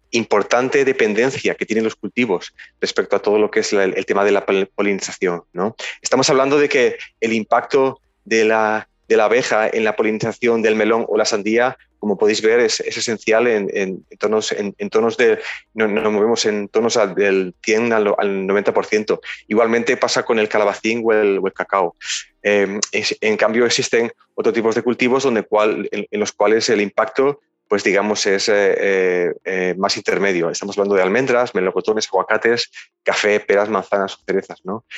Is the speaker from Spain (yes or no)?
yes; Ayora, Valencian Community, Spain; somos originalmente de Ayora